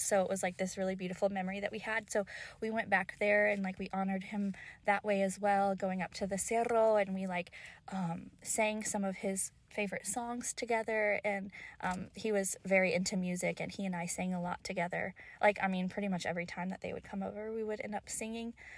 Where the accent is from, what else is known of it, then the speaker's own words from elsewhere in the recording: Kentucky, United States; I grew up in Kentucky.